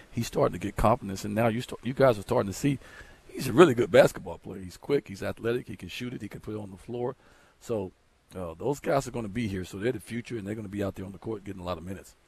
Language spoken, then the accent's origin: English; Chicago, Illinois, United States; moved away; I'm from Chicago.